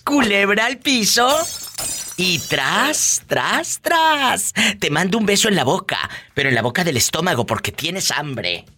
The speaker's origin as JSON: {"language": "Spanish", "country": "Mexico"}